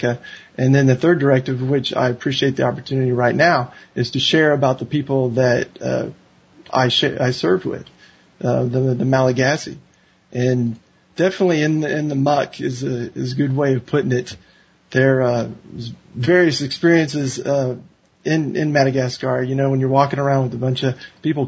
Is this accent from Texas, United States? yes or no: yes; Katy, Texas, United States; I grew up in Katy, Texas, and I had never really left Texas until I became drinking age